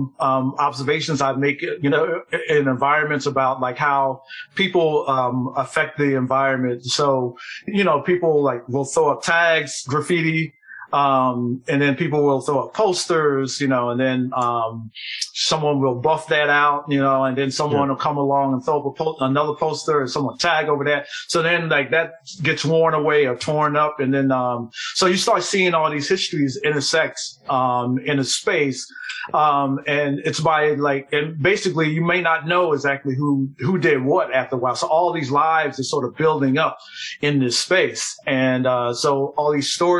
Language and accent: English; Philadelphia, Pennsylvania, United States; I'm born and raised in Philadelphia. I'm still living here